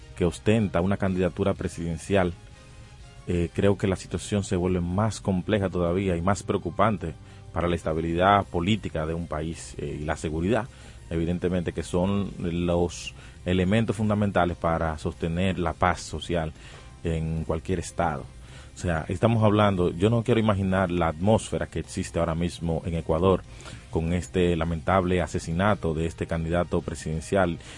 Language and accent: Spanish; Dominican Republic; Nosotros como República Dominicana